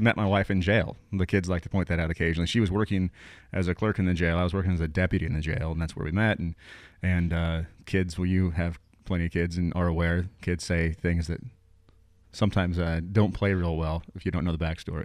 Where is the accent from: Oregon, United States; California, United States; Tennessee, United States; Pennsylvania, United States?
Oregon, United States; Willamette Valley; moved away as an adult; I grew up in the Willamette Valley, came down here for school